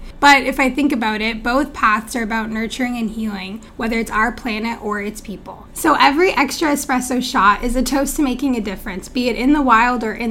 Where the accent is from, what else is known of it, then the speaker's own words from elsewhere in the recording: Ontario, Canada; I'm from Ontario, Canada.